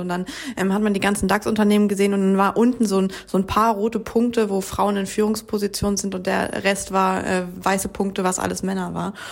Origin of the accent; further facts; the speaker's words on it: Germany; bei uns in Deutschland